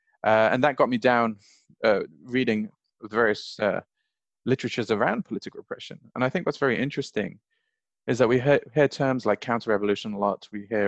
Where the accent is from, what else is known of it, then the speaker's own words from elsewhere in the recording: Bahrain; also born or lived in Saudi Arabia; I grew up in Bahrain and Saudi Arabia. I lived there as a child and a teenager. So for me, it's the place that I feel that I belong.